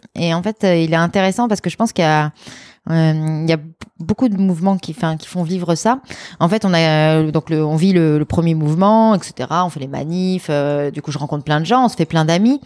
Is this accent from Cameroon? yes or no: no; Lyon, Auvergne-Rhône-Alpes, France; also born or lived in Grenoble; je, suis née à Grenoble, mais j'ai grandi à Lyon.